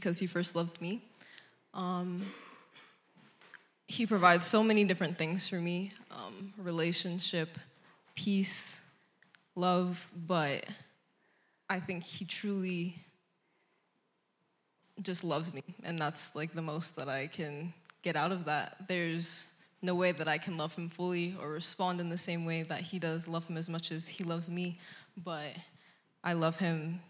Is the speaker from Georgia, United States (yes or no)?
no; Aurora, Colorado, United States; moved away as an adult; now in Fort Collins, United States; I am from Aurora, Colorado, originally.